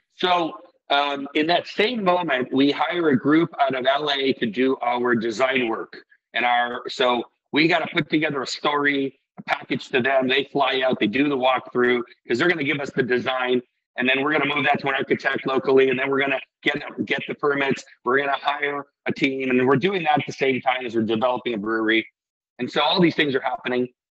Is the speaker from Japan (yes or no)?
no; Iceland; I come from Iceland